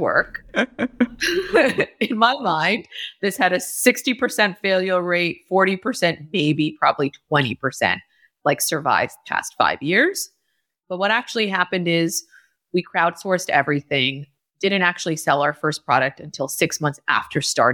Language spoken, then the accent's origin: English; New Smithville, Pennsylvania, United States; it all started in rural Pennsylvania, to be honest. I was born and raised in New Smithville